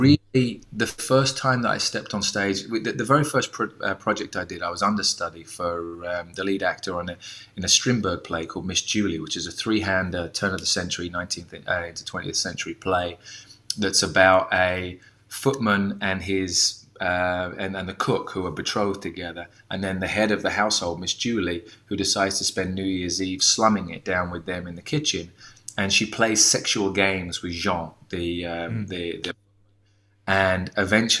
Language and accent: English; United Kingdom; moved away as an adult; also born or lived in United States; as a Brit